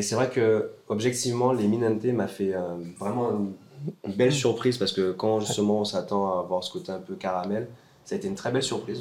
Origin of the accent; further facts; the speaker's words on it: Marie-Galante, Guadeloupe; moved away as an adult; je suis né à Marie-Galante ah, et euh, je suis parti après mes 18 ans pour les études